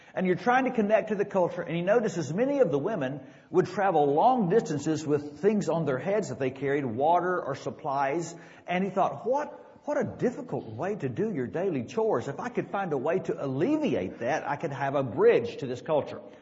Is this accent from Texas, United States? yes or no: yes; Dallas, Texas, United States; the little church I grew up in South Dallas